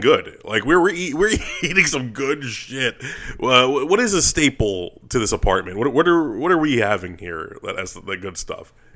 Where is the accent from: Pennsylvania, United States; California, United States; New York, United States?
New York, United States; moved away; we're both from New York